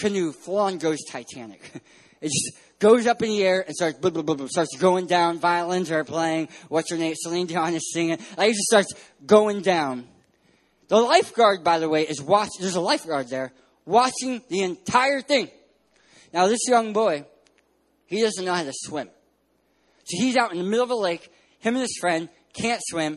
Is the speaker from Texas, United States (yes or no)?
no; San Diego, California, United States; I'm from San Diego, California.